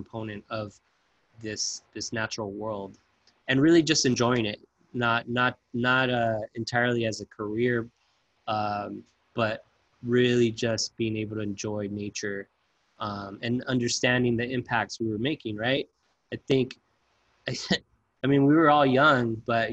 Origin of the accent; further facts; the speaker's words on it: Bell Gardens, California, United States; I grew up in Southeast LA in Bell Gardens